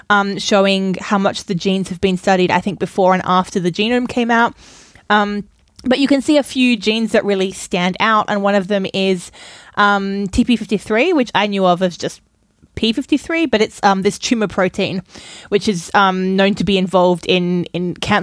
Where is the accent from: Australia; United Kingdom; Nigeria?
Australia; now in Germany; I am raised Australian where we say tomato, and I have now been in Germany with a lot of people speaking US English for a long time